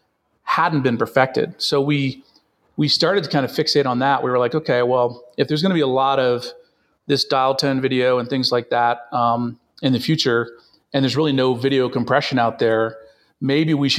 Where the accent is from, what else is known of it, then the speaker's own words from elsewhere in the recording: Washington, District of Columbia, United States; moved away as an adult; now in Boulder, United States; I grew up in the Washington, D.C. area